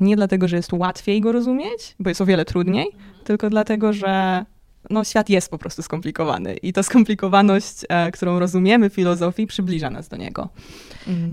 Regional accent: Poland; wychowałam się w takiej dość ateistycznej rodzinie, e, w bardzo religijnym kraju

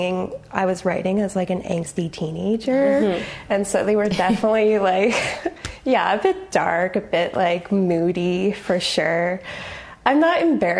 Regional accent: Grimsby, Ontario, Canada; I grew up in Grimsby, Ontario.

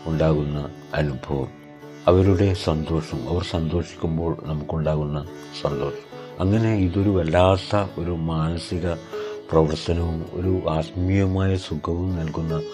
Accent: Panoor, Kerala, India; ഇരുപത് വർഷങ്ങൾക്ക് മുമ്പ് പാനൂരിൽ ഭയങ്കര സംഘർഷമായിരുന്നു ഞാൻ പാനൂർ സ്വദേശിയാണ്

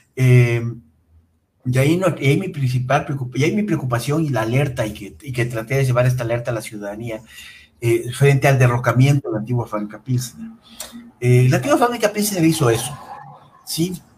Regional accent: Quito, Pichincha, Ecuador; el patrimonio industrial de nuestra ciudad es escaso

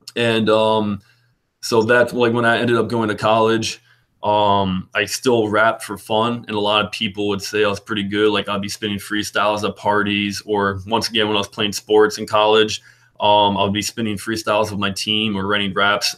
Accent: Peapack-Gladstone, New Jersey, United States; I grew up in Peapack, Gladstone, New Jersey

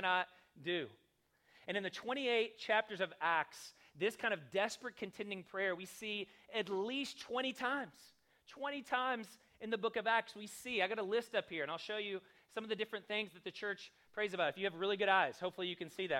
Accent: the South, United States; I grew up in the South

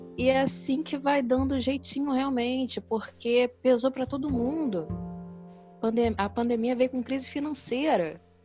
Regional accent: Brazil; A gente é brasileira

